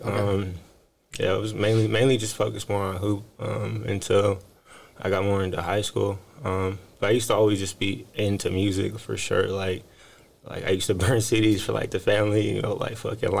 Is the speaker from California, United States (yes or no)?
yes; San Jose, California, United States; also born or lived in Fairfield, California / Oregon; So I'm local, from San Jose. I wasn't born here originally. I moved here when I was like seven or eight, I say.